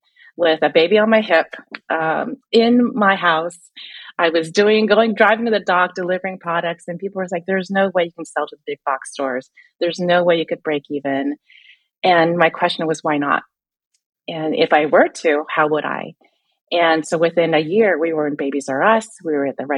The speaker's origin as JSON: {"language": "English", "town": "Vancouver", "region": "British Columbia", "country": "Canada", "tie": "born or raised there", "said": "I grew up in Canada, Vancouver, Canada"}